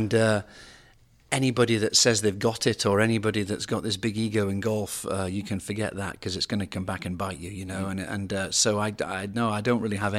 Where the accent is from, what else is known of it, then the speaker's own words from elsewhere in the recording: United Kingdom; now in United States; we knew each other, being foreigners as such, him being Australian, me being British.